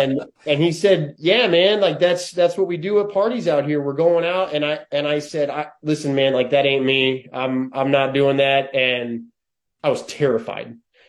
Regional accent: Minden, Nebraska, United States; moved away as an adult; also born or lived in Los Angeles; now in Lincoln, United States; But I had a good childhood, man. I enjoyed growing up in Minden.

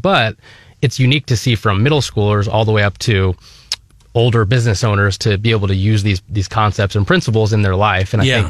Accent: Naperville, Illinois, United States; moved away as an adult; also born or lived in Springfield, Illinois; now in Columbia, United States; So I grew up in Naperville, Illinois.

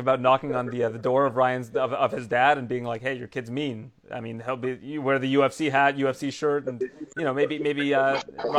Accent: Canada; I'm Canadian

